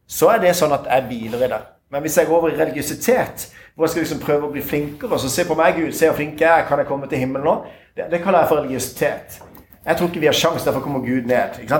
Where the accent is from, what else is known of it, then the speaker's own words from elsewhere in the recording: Tønsberg, Vestfold, Norway; Jeg er fra Tønsberg.